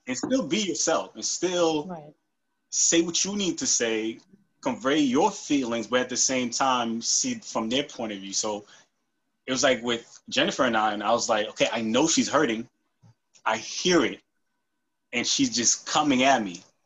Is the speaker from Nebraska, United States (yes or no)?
no; New York, United States; also born or lived in Haiti / North Carolina; I was born in Haiti, came here when I was nine. Um, live in New York like my whole life